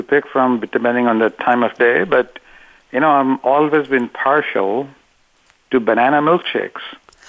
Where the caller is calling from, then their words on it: Cupertino, California, United States; Well, I'm calling from the heart of Silicon Valley. This is Cupertino, California, about 45 minutes south of San Francisco